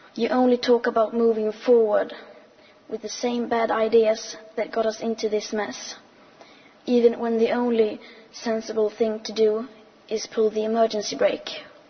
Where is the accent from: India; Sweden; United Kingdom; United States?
Sweden; I am 15 years old and I'm from Sweden.